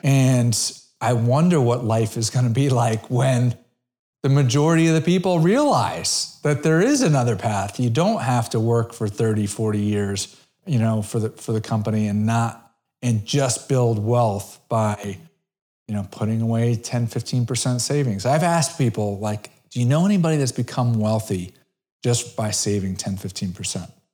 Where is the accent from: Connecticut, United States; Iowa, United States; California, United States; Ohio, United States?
Connecticut, United States; Brookfield; moved away; I'm originally from Connecticut.